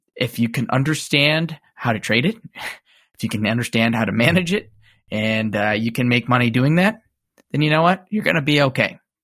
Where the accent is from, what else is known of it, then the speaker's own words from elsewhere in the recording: suburbs of Chicago, Illinois, United States; similar to me background wise, uh, suburbs of Chicago